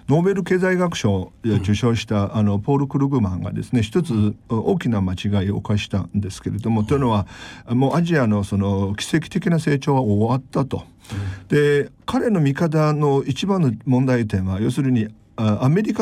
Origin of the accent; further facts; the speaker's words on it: China; now in Tokyo, Japan; 他はみんな日本人で私だけ中国人で